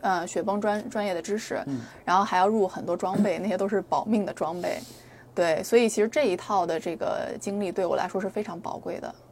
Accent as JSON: {"language": "Chinese", "town": "Nanjing", "region": "Jiangsu", "country": "China", "tie": "born or raised there", "moved": "yes", "lives_now": "United States", "said": "然后南京，我是我的家乡嘛"}